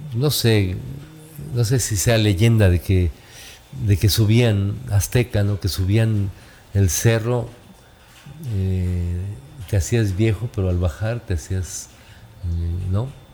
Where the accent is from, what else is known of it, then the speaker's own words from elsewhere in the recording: Tulancingo, Hidalgo, Mexico; yo crecí con una familia en Tulancingo Hidalgo, en mi pueblo natal